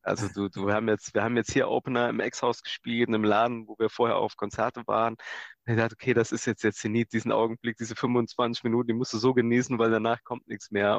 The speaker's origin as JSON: {"language": "German", "region": "Saarland / Gimbweiler", "country": "Germany", "tie": "born or raised there", "said": "wir kommen ja aus dem Saarland und Kimperler ist der erste Ort in Rheinland-Pfalz. Das heißt, also die Schule haben wir weiter im Saarland besucht"}